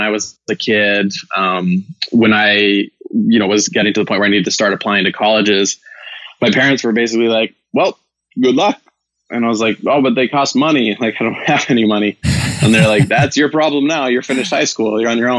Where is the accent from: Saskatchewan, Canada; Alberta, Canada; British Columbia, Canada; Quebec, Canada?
British Columbia, Canada; Vancouver; moved away as an adult; also born or lived in Ireland; now in Bay Area, United States; I'm originally from Vancouver, Canada